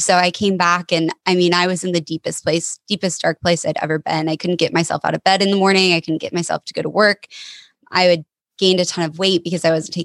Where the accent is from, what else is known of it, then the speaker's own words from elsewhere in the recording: Denver, Colorado, United States; moved away as an adult; now in Portland, United States; I'm originally from Denver, Colorado